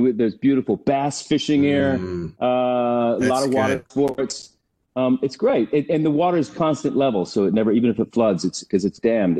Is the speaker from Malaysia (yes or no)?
no; Oklahoma, United States; now in Los Angeles, United States; I grew up in Oklahoma